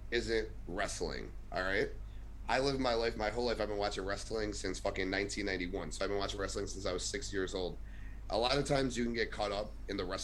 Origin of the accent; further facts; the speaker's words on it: Chicago, Illinois, United States; I'm from Chicago